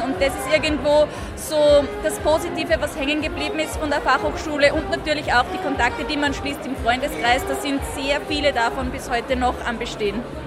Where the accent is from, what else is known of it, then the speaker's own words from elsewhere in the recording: Austria; Österreich bedeutet für mich Heimat